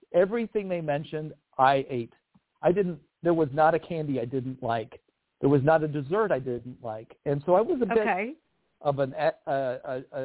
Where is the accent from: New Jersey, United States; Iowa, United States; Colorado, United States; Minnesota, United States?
Iowa, United States; Newton; moved away as an adult; also born or lived in San Pablo, California / Atlanta / Omaha / Minneapolis; I ended up being a Midwesterner with a family full of people who are not from the Midwest at all, except my mom and dad. And so I grew up there